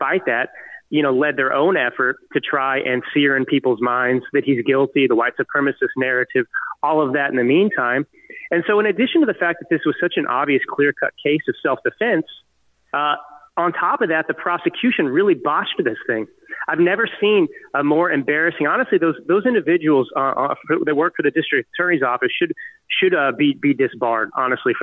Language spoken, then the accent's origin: English; United States; us freedom-loving Americans